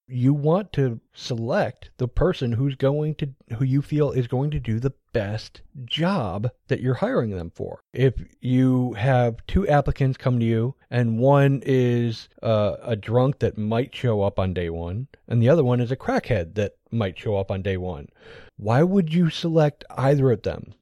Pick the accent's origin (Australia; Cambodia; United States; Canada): United States; I'm American.